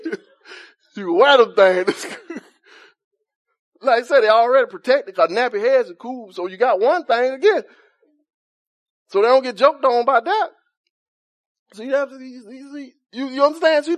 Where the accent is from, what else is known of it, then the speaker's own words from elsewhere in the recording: Montgomery, Alabama, United States; I'm from Cedar Park